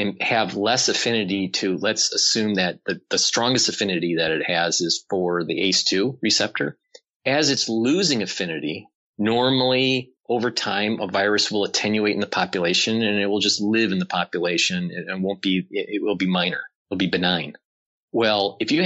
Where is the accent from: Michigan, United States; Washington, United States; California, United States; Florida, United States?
Michigan, United States; Detroit; I was born and raised in Detroit